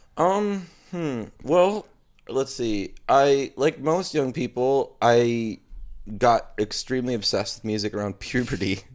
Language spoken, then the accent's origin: English; Mayville, Wisconsin, United States; now in Milwaukee, United States; I grew up in Mayville, Wisconsin